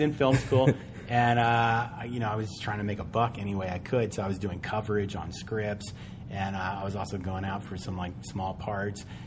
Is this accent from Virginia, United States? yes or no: yes; Charlottesville, Virginia, United States; I am from Charlottesville, Virginia.